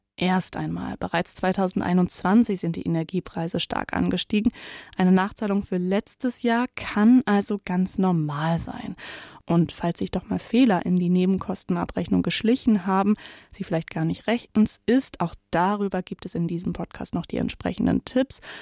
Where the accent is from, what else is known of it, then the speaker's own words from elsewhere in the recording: East Frisia, Lower Saxony, Germany; now in Hamburg, Germany; ich bin gebürtig Ostfriesin